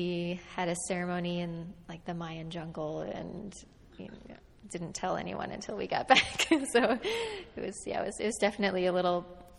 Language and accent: English; Los Gatos, California, United States; also born or lived in Washington, D.C.; now in San Francisco, United States; I was born in Los Gatos